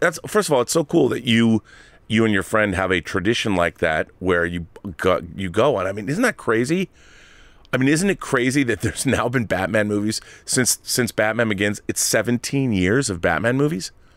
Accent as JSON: {"language": "English", "town": "Seattle", "region": "Washington", "country": "United States", "said": "I'm from Seattle, which makes me kind of an honorary Canadian"}